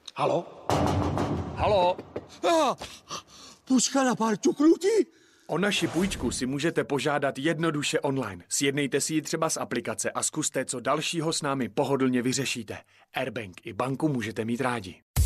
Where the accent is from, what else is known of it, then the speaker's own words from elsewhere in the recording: Czechia; jako Čech